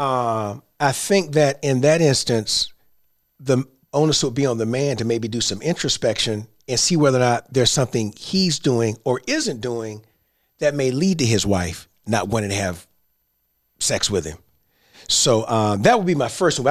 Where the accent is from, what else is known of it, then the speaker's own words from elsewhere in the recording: Central Florida, United States; I grew up in Central Florida